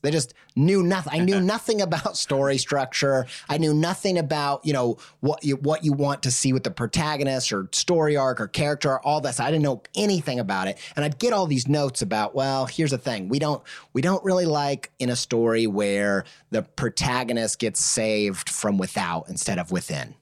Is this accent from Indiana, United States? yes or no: yes; Indiana, United States; I grew up in the Midwest, uncultured